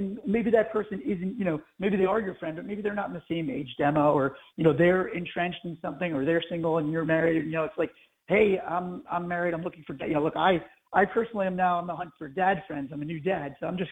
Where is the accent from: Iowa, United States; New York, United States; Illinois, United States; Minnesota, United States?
New York, United States; Long Island; now in California, United States; I moved away from Long Island to California